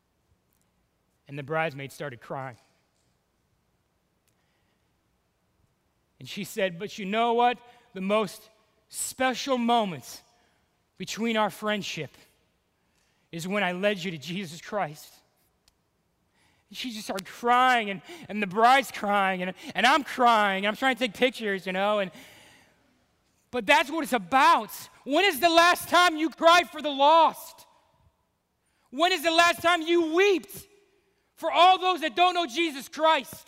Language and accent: English; Cleveland, Ohio, United States; moved away; Dude, Ohio, Cleveland, I'm from Cleveland.